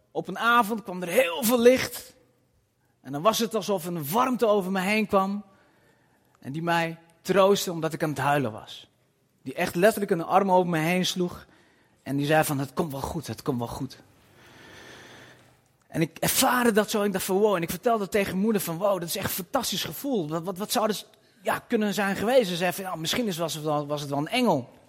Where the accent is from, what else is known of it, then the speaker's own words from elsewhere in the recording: Nivelles, Walloon Brabant, Belgium; born there; ben 44 jaar, geboren in Nijvel